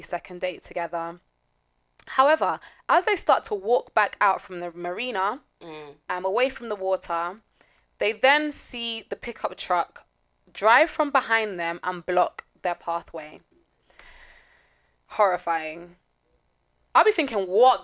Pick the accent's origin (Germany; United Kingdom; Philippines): United Kingdom; London; we're from big cities. We're from London